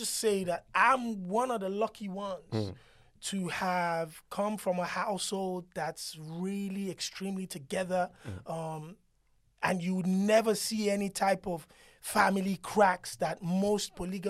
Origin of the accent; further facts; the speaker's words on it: Nigeria; I grew up in Nigeria.